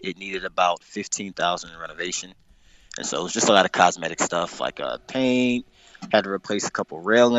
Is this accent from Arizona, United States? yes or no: no; St. Louis, Missouri, United States; now in New York City, United States; I was born and raised in St. Louis, Missouri.